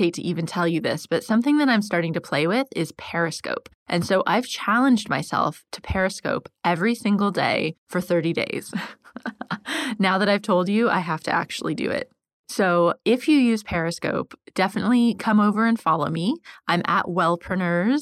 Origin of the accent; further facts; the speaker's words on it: United States; now in London, United Kingdom; I live in London, as you know, and I'm American